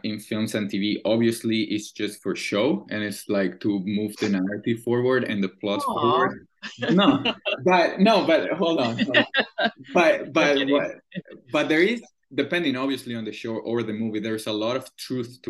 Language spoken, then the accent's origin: English; Caracas, Capital District, Venezuela; English is a second language; moved away as an adult; also born or lived in Vancouver, Canada; now in Montreal, Canada; I'm born and raised in Caracas, Venezuela.